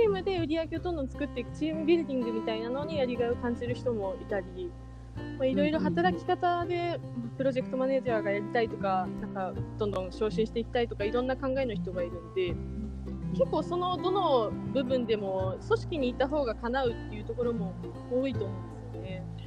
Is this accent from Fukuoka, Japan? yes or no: yes; Fukuoka, Japan; now in Tokyo, Japan; 私もともと福岡出身なんですけども